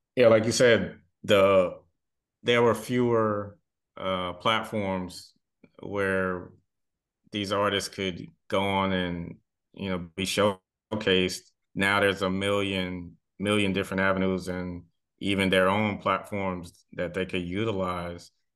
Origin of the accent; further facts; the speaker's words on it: the South, United States; also born or lived in the Triangle, North Carolina; a lot of us, you know, kids growing up in the South